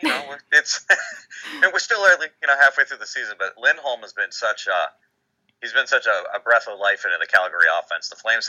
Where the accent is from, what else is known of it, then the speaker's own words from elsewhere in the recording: Massachusetts, United States; I'm from Massachusetts